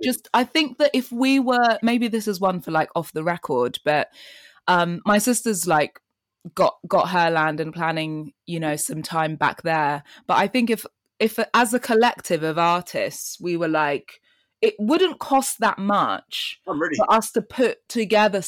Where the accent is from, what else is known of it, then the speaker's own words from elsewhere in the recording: London, United Kingdom; also born or lived in Kenya; I was born in Kenya and came to London when I was 3 and then spent all of my life here